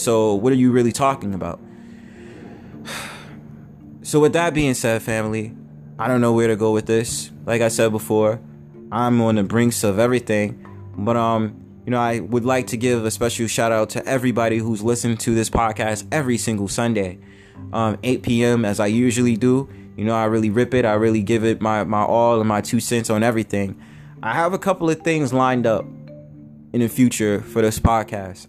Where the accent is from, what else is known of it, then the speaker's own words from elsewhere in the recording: United States; I was born in America